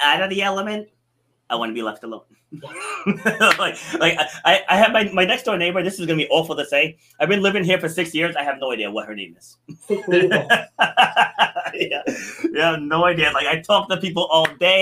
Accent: Rhode Island, United States; born or raised there; also born or lived in New York City

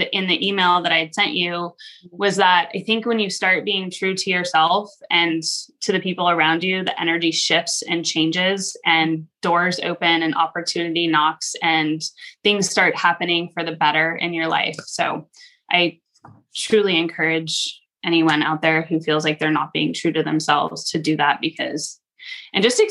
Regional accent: California, United States; now in Idaho, United States; I am from California originally, but I've been in Idaho for 17 years

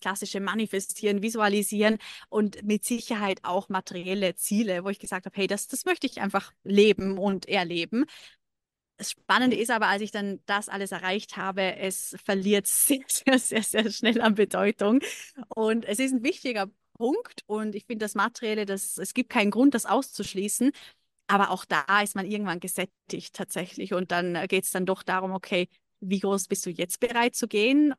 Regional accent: Lake Constance region, Vorarlberg, Austria; moved away as an adult; now in Dubai, United Arab Emirates; Ich komme ursprünglich aus Österreich, aus äh, der Bodenseeregion

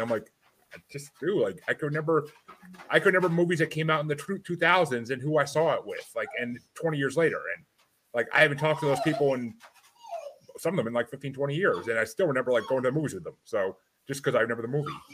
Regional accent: Kingston, New York, United States; I grew up in Kingston, New York.

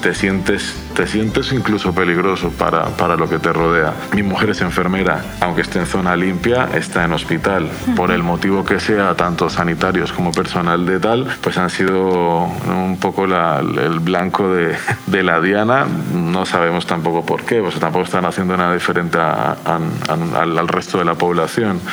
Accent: Colombia; now in Donostia, Spain; mis padres eh, viven en Cali, en Colombia

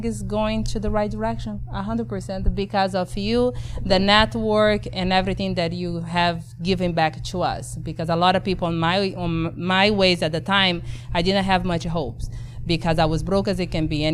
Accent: Brazil; English is a second language; moved away as an adult; now in Texas, United States; born and raised in Brazil with my accent

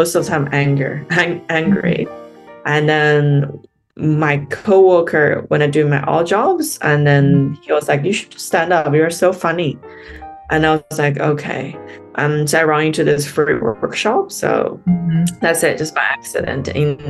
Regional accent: China; moved away as an adult; also born or lived in Beijing, China / United States; now in Sydney, Australia; I'm a stand-up comedian living in Sydney right now. I am from China. I was born and raised in China. So I grew up in a small town in a mountainous region.

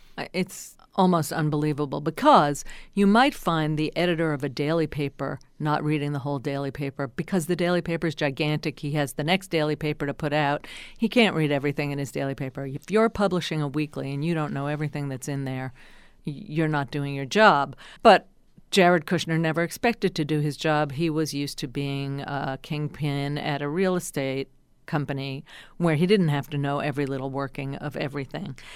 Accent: New Jersey, United States; I'm from New Jersey

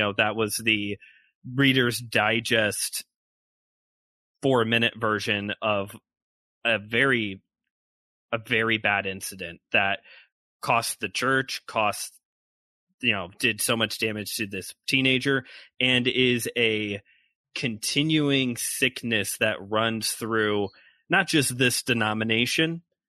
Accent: Hammond, Indiana, United States; born or raised there

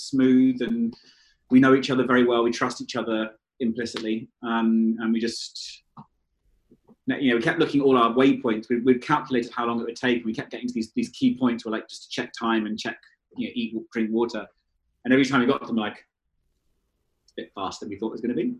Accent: London, United Kingdom; moved away; I grew up in London and I was a London city boy.

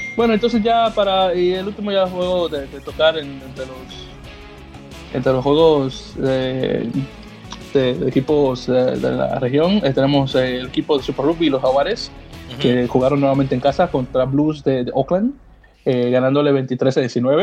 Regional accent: Dominican Republic; now in United States; como dominicano

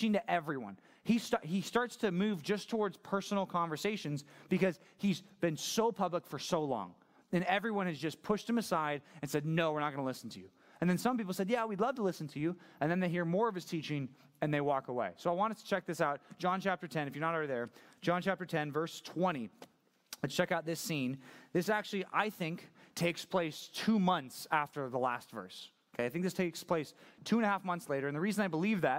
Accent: United States; I'm just an American

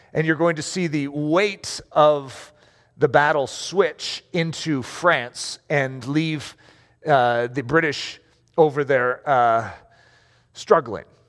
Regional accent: United States; I grew up in America, so therefore my entire take on the war was from the American perspective

